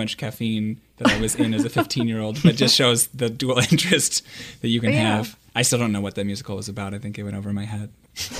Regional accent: hometown with Fermi National Laboratory, Illinois, United States; My hometown used to have the biggest particle accelerator in the world. I think now it's the second biggest, but we have like a Fermi National Laboratory physics lab.

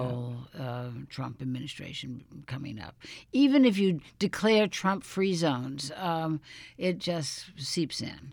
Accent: New Orleans, Louisiana, United States; moved away; my hometown of New Orleans

